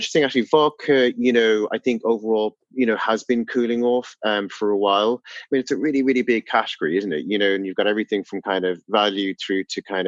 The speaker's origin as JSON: {"language": "English", "country": "Ireland", "also_born_or_lived": "London, United Kingdom / Nairobi, Kenya", "moved": "as an adult", "lives_now": "New York, United States", "said": "as an Irish man"}